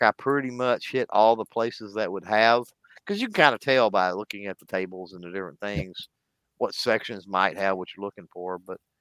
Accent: Texas, United States; I grew up in Texas

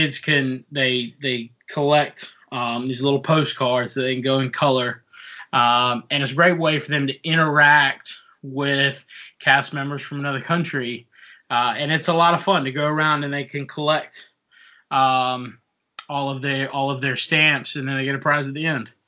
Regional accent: South Africa; moved away; I'm originally from South Africa

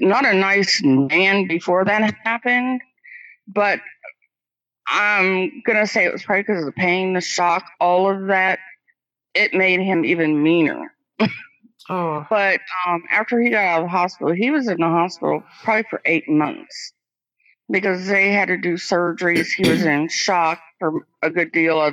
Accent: Quincy, Illinois, United States; moved away; my hometown in Quincy, Illinois

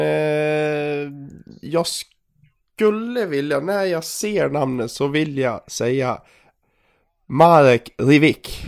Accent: Dalarna County, Sweden; accent: dalmål; moved away; also born or lived in Gagnef; som ni hör på min dialekt och såklart. Jag har ju fått tillbaka dalmålet här.

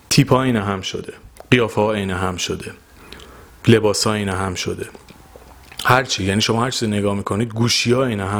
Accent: Iran; ما تو ایرانیم

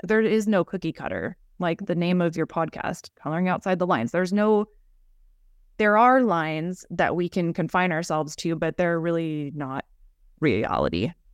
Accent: United States; growing up in America, in our culture

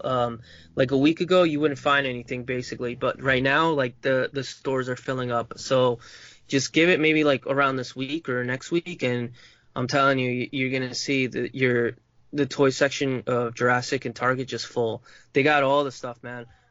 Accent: Uruguay; accent: Uruguayan Spanish; moved away; my accent for like I like from where I'm from in Uruguay, we have a, a certain distinct uh, dialect and accent when we speak Spanish

